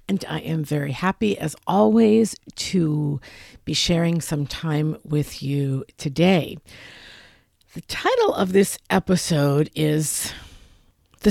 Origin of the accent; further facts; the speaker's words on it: New York City, New York, United States; moved away; I'm originally from New York City. We parallel park in New York City. That's what we do. And I have not lived there in a very, very long time